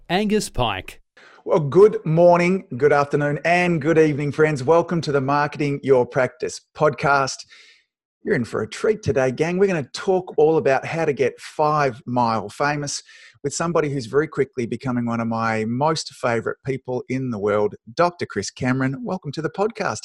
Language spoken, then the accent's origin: English; Australia; my weird Aussie mannerisms